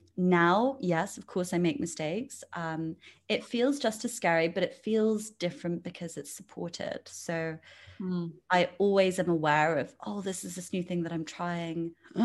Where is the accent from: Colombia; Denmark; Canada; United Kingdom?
United Kingdom; England; also born or lived in India / France / Luxembourg / Spain; So I was born in England. When I was six, I moved to India. Then when I was 10, I moved to France. Then I came back to England when I was 14. Then I moved cities to go to university.